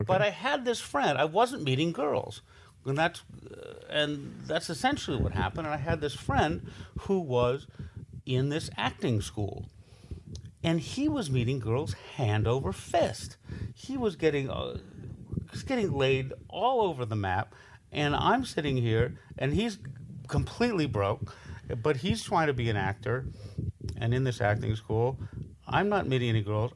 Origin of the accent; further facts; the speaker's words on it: Los Angeles, California, United States; growing up in Hollywood